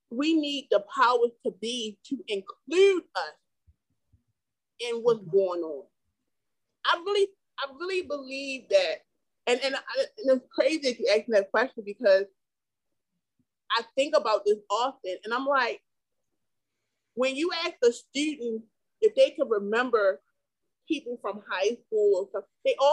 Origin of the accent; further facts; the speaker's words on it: Baltimore, Maryland, United States; I can't walk through your neighborhood because I'm from Yale Heights.